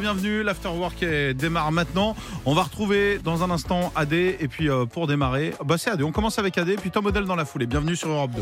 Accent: Vendée, Pays de la Loire, France; je suis de Vendée

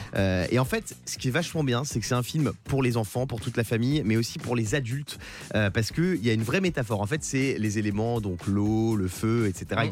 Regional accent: Bas-Rhin, Grand Est, France; also born or lived in Nice; moi, je suis du Bas-Rhin

